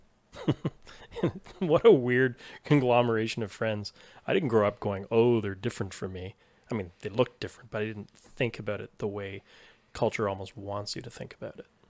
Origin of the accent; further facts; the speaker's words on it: Toronto, Ontario, Canada; I grew up in Toronto